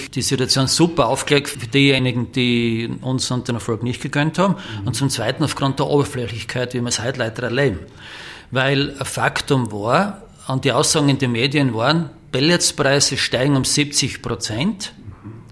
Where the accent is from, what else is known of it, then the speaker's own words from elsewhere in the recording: St. Margarethen an der Raab, Styria, Austria; ursprünglich waren wir in Graz, übersiedelt sind hier nach St. Margrethen und Rabi, meinen Heimatort.